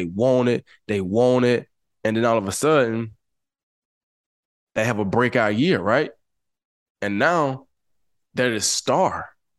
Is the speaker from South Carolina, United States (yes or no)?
no; New Mexico, United States; But right now, I'm this kid from New Mexico.